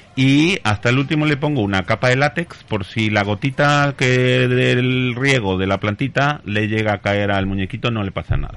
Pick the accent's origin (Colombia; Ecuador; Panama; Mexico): Mexico; now in Spain; yo soy mexicano llevo muchos años en España